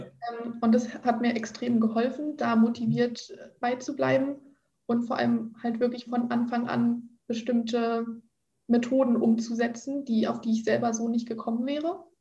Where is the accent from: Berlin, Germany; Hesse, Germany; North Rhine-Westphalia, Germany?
Berlin, Germany; moved away as an adult; now in Brandenburg an der Havel, Germany; Ich komme ursprünglich aus Berlin